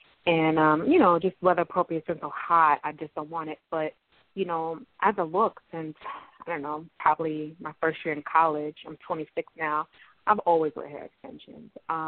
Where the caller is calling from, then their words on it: Long Island, New York, United States; I'm from Long Island.